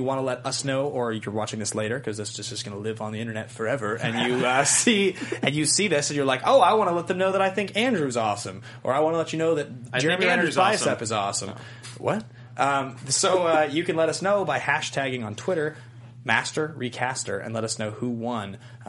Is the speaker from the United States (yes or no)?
no; Cuba; I'm from Cuba.